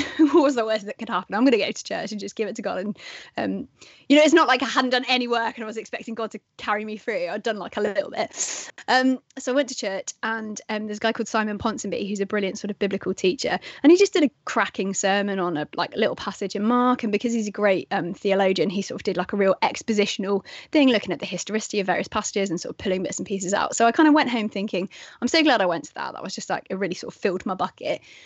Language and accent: English; England, United Kingdom; I'm English